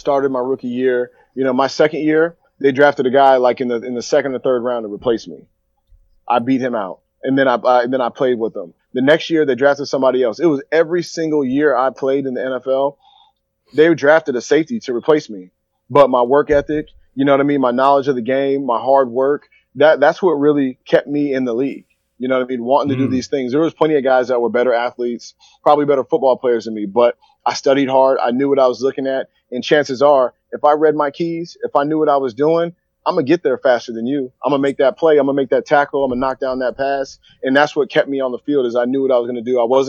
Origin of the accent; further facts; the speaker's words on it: Sacramento, California, United States; also born or lived in Washington State; I grew up, so I'm from Sacramento originally, and then I moved up to Washington State